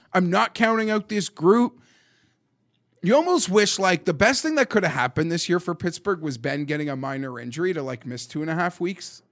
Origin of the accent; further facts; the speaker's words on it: Toronto, Ontario, Canada; where I grew up in Toronto